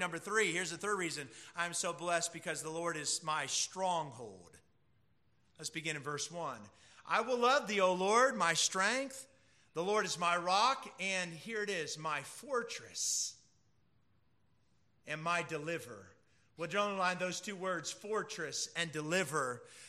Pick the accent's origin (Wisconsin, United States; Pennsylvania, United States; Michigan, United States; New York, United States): Pennsylvania, United States; I was from Pennsylvania, so two Yankees were together.